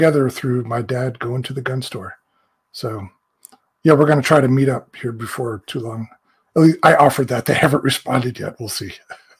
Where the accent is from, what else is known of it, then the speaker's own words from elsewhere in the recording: Florida, United States; now in Green Bay, United States; I grew up in Florida, near Embry-Riddle. My parents still live there